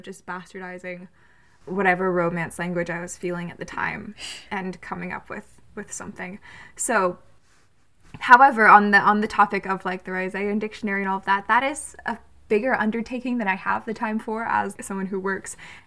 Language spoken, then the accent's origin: English; Georgia, United States; I grew up in Georgia